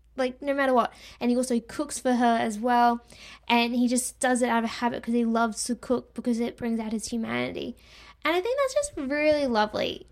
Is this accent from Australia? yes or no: yes; Australia; I'm Australian. I understand that us Australians do pronounce words differently to the rest of the world